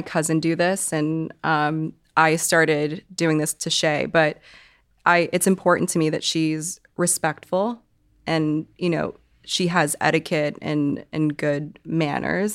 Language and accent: English; Hong Kong; moved away; I'm from Hong Kong